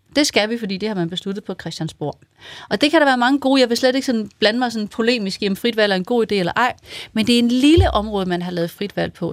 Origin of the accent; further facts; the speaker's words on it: Vendsyssel, North Denmark Region, Denmark; jeg kommer fra Vendsyssel